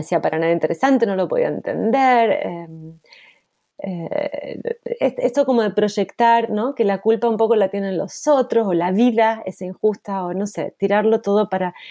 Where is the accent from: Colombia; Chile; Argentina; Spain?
Argentina; moved away as an adult; also born or lived in Luxembourg; yo como argentina